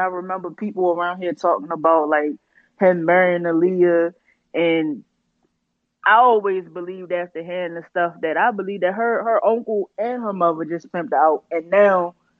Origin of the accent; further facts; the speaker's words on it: Maryland, United States; I'm from the DMV area, too. I'm from Maryland.